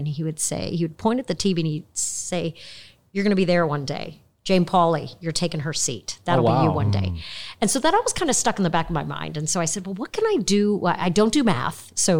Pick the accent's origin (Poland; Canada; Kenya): Kenya; born there; also born or lived in Tanzania; I was born in Kenya then lived in Tanzania.